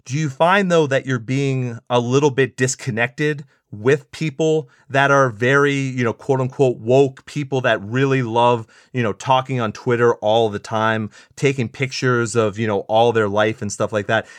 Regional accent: San Antonio, Texas, United States; what I grew up on in San Antonio

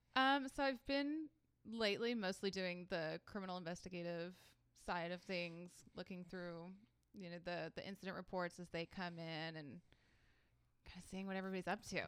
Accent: Atlanta, Georgia, United States; moved away as an adult; also born or lived in Louisiana; now in Augusta, United States; I grew up mostly in Atlanta

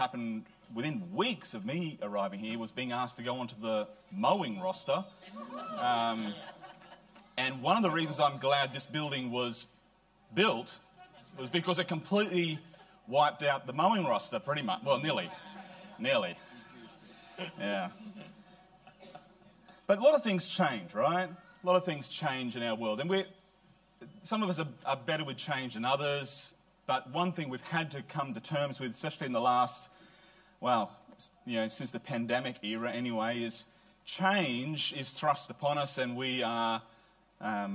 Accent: Queensland, Australia; now in New South Wales, Australia; I'm a Queenslander

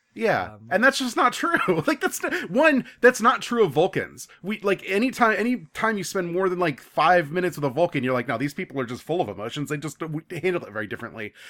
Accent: Orlando, Florida, United States; I'm from Orlando

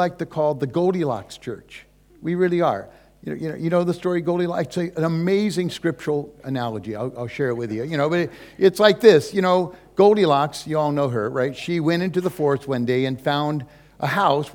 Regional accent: California, United States; also born or lived in Hawaii; we're from California. Susie and I live there. That's pretty much our home turf

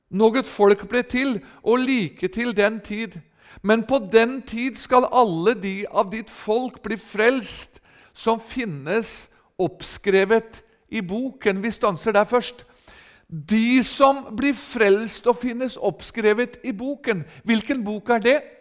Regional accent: Rakkestad, Østfold, Norway; hjemme i menigheten i Rakkestad i Østfold, der jeg er ifra

